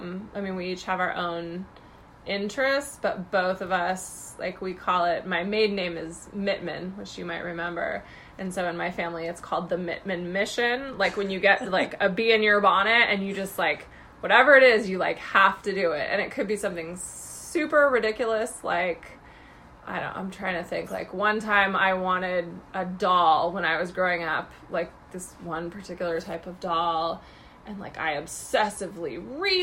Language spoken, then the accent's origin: English; Newport Beach, California, United States; moved away as an adult; I grew up in Southern California in Orange County, in Newport Beach